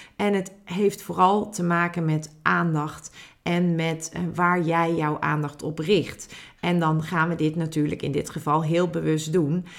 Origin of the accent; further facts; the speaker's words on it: Netherlands; als Nederlanders